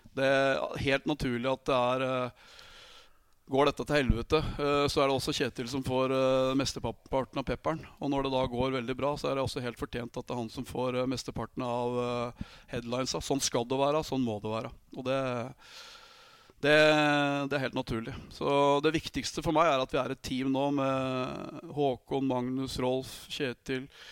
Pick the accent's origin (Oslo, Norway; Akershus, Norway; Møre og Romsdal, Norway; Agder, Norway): Akershus, Norway; Vormsund; also born or lived in Austria / Germany / France; jeg er fra Fuvo, en liten klubb, tredjedivisjonsklubb